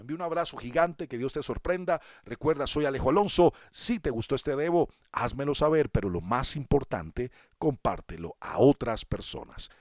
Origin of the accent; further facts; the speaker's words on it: Colombia; en mi país, aquí en Colombia